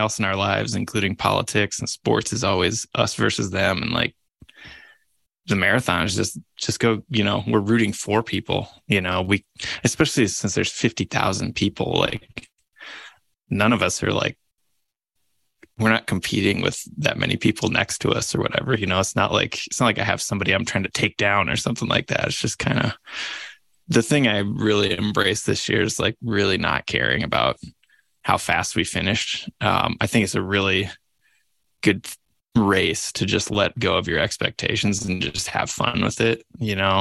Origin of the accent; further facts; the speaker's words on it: Midwest, United States; now in Missoula, United States; I grew up in the Midwest